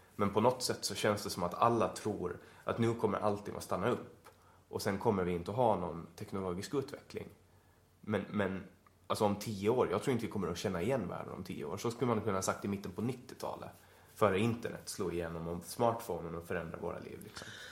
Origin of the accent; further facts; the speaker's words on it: Åland Islands; moved away as an adult; also born or lived in Stockholm; som ålänning